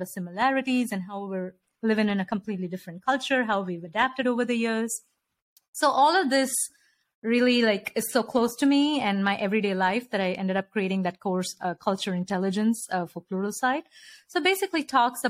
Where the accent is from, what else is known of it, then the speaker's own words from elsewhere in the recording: India; moved away as an adult; now in United States; I grew up in India and I'd never visited another country until I came here.